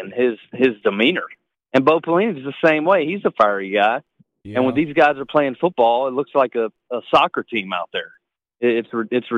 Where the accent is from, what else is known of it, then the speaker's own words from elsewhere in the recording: Louisiana, United States; I'm from Louisiana